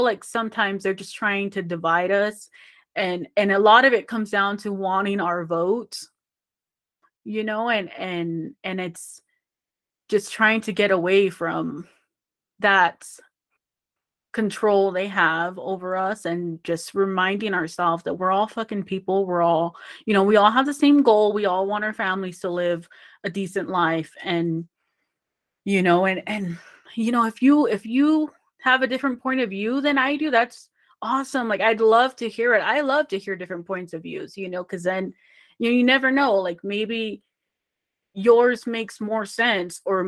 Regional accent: California, United States; moved away; I grew up in California

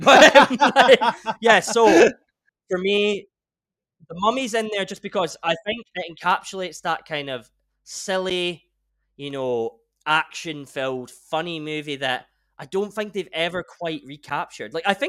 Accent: Scotland, United Kingdom; we're both Scottish

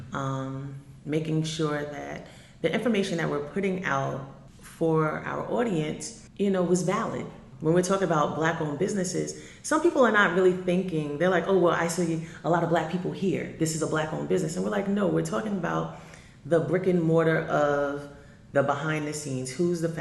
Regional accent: Long Island, New York, United States; I am a person from Long Island

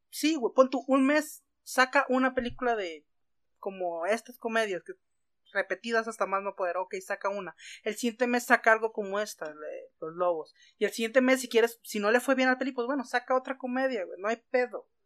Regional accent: Monterrey, Nuevo León, Mexico; now in Mexico City, Mexico; yo soy super fifi de Monterrey y me estoy viniendo a Ciudad de México a vivir una vida más terrenal

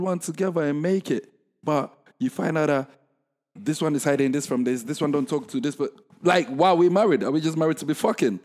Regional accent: Ghana; I'm from Ghana, right?

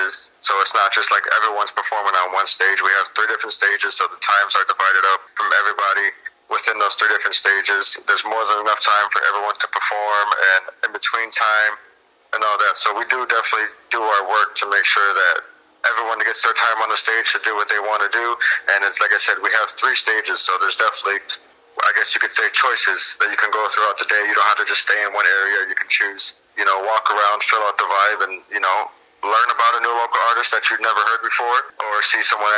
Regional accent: Aurora, Illinois, United States; moved away as an adult; now in Mendota, United States; I'm originally from Aurora, Illinois. I moved out to Mendota about 10 years ago

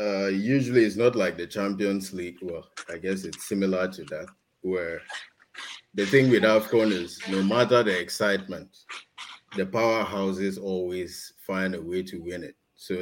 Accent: Nigeria; because I'm Nigerian.

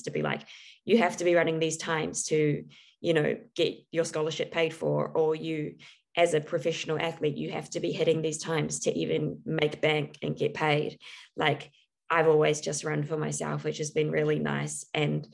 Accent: New Zealand; growing up in New Zealand

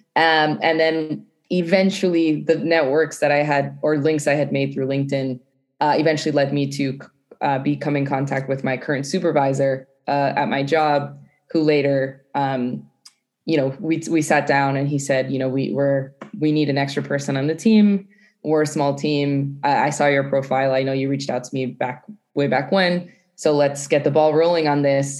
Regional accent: Providence, Rhode Island, United States; moved away as an adult; also born or lived in Madrid, Spain; now in Portugal; I'm originally from Providence, Rhode Island. Um, I'm Guatemalan American, so born in Providence, but my parents are from Guatemala

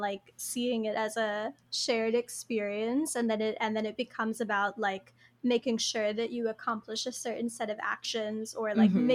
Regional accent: East Coast, United States; I'm from like a small little East Coast town

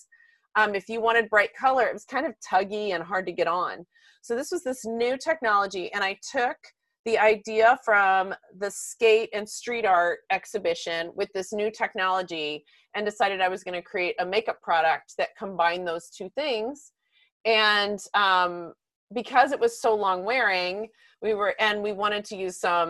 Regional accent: Texas, United States; growing up in Texas

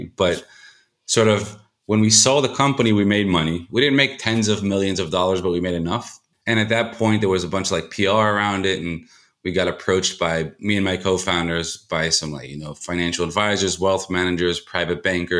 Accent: Israel; also born or lived in United States; I was born in the States, but moved to Israel when I was 9.

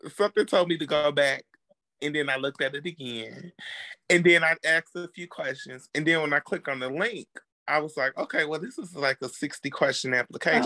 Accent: Chicago, Illinois, United States; now in Dallas, United States; I'm originally from Chicago, but I live in Dallas, Texas

